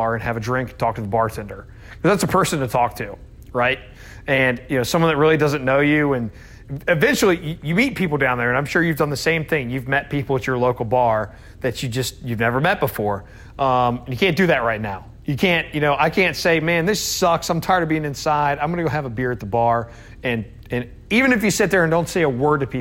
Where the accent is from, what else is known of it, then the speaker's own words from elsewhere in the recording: Scotland, United Kingdom; I'm Scottish